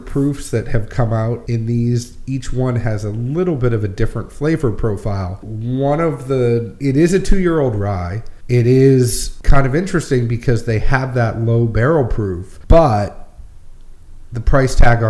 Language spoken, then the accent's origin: English; New England, United States; moved away as an adult; also born or lived in Kentucky; now in Nashville, United States; I'm originally from New England and then moved to Kentucky and then moved to Nashville